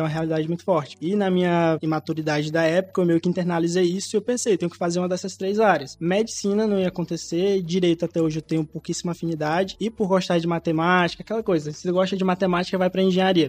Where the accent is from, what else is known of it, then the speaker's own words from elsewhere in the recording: Alagoas, Brazil; now in Teresina, Brazil; Sou alagoano, nasci e cresci em Alagoas